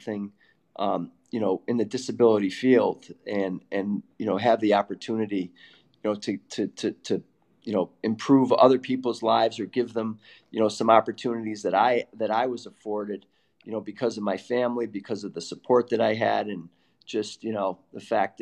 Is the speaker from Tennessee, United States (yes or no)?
no; Syracuse, New York, United States; moved away; also born or lived in Boston; the house that I, you know, grew up in since I was six in Syracuse